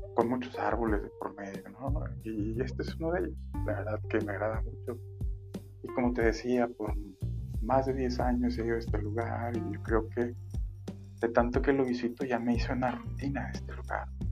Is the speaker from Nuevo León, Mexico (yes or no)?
yes; Monterrey, Nuevo León, Mexico; yo soy de Monterrey y Monterrey es una ciudad 100% industrial